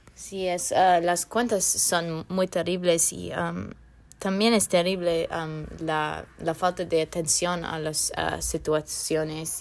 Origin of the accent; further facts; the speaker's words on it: Northern Virginia, United States; Spanish is a second language; Soy del norte de Virginia, fuera del Distrito de Columbia